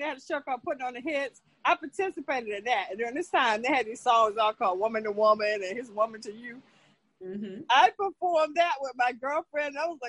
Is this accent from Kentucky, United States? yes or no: no; North Carolina, United States; also born or lived in Newark, New Jersey; now in Elizabeth, United States; I was born in Newark, but I was raised by my great-grandmother in North Carolina.